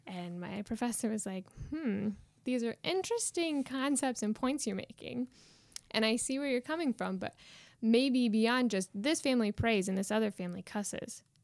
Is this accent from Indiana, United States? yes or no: yes; Winchester, Indiana, United States; moved away as an adult; now in Belfast, United Kingdom; I grew up in Winchester, Indiana, not too far from here